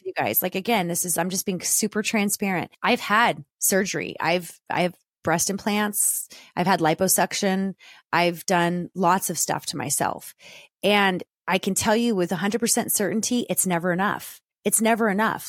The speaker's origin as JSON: {"language": "English", "region": "Southern California", "country": "United States", "tie": "born or raised there", "said": "growing up in Southern California with a single mom who lived vicariously through me and my sister"}